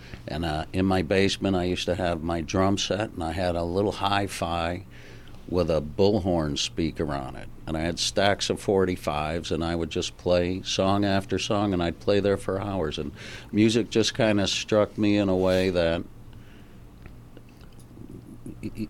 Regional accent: Hartford, Connecticut, United States; moved away; I'm from Hartford, Connecticut

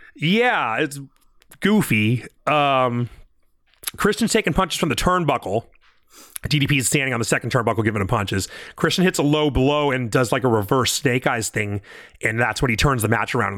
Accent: California, United States; I'm from California

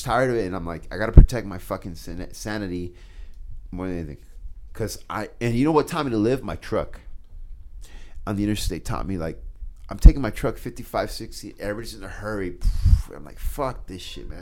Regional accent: Schuyler, Nebraska, United States; also born or lived in South Omaha, Nebraska; now in Omaha, United States; growing up in Skyler

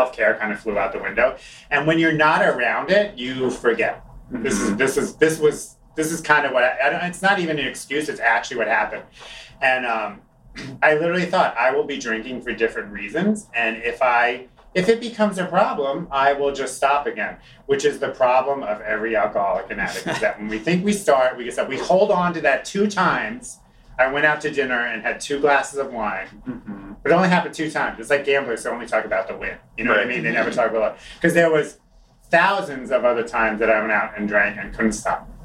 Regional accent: Long Island, New York, United States; moved away as an adult; I grew up on Long Island. I lived in this city for 19 years.

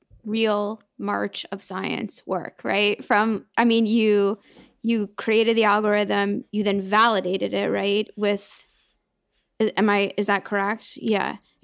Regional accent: Oregon, United States; I'm from Oregon.

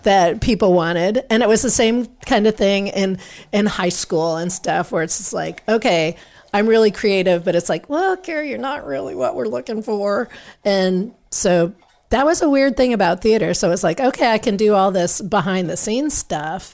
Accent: Manhattan, Kansas, United States; now in Austin, United States; I grew up in Manhattan, Kansas

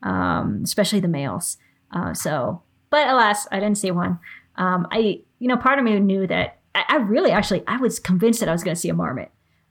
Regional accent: Bavaria, Germany; born there; And I was born in Bavaria, so they're kind of like, they're really special to me.

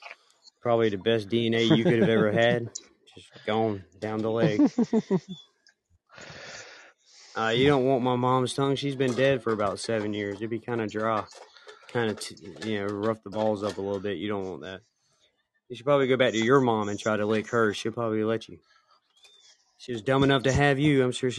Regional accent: the South, United States; I'm Southern

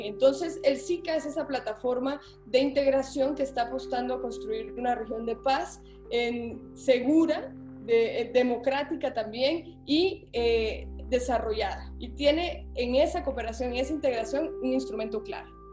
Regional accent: Guatemala; yo me considero una centroamericana nacida en Guatemala

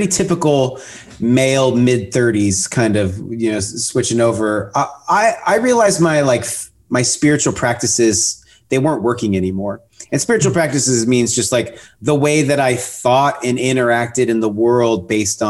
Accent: Pacific Northwest, Seattle area, Washington, United States; now in Austin, United States; I grew up in the Pacific Northwest in the Seattle area, north of Seattle on the ocean is where I grew up

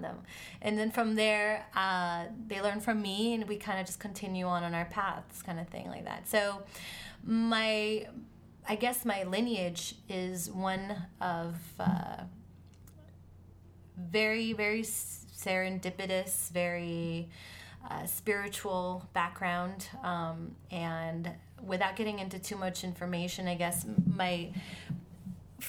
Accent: Miami, Florida, United States; also born or lived in Argentina; now in New York, United States; I was born in Argentina, raised in Miami

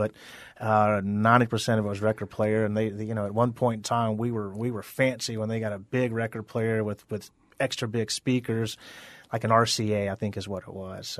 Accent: Deep South, United States; I mean, it just growing up in the Deep South, that's just part of the culture.

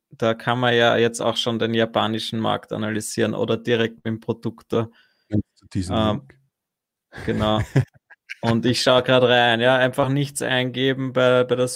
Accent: Fels am Wagram, Lower Austria, Austria; now in Vienna, Austria; Das geil, bin aus Fels, wohne in Wien.

